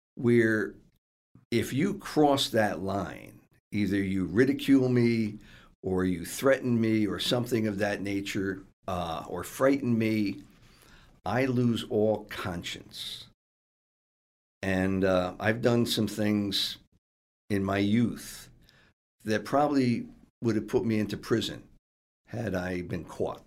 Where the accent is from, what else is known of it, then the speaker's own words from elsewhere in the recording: Stamford, Connecticut, United States; I grew up in the ghetto section of Stamford